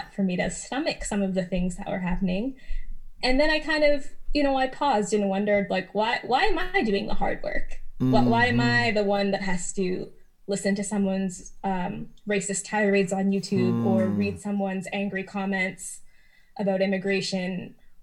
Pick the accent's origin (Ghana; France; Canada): Canada; Alberta; growing up in Alberta as a woman of color, as a person of color